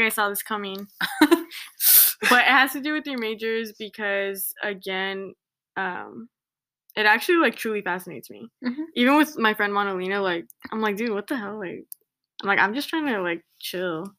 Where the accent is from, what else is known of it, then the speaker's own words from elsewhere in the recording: Santa Ana, California, United States; moved away as an adult; now in Riverside, United States; I grew up in Santa Ana